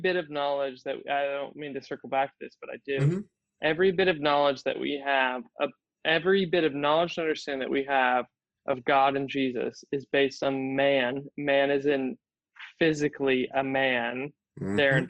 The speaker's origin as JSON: {"language": "English", "country": "United States", "said": "as American"}